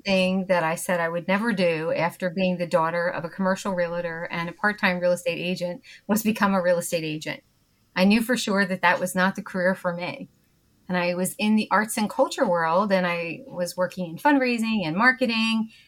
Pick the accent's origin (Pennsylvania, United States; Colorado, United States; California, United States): Pennsylvania, United States; Bucks County; accent: Philadelphia; also born or lived in Trevose, Pennsylvania / Doylestown, Pennsylvania / Naples, Florida / Wilmington, Delaware; now in West Chester, United States; I grew up in Bucks County, Pennsylvania. So if you recognize my sort of Philadelphia accent, that's where it's from